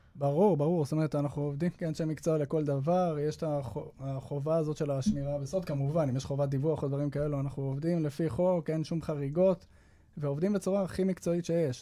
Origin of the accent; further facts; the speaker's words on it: Jerusalem, Jerusalem District, Israel; moved away as an adult; now in Petah Tikva, Israel; אני גדלתי בירושלים עד החתונה, ואז uh, התחתנו ואנחנו גרים בפתח תקווה היום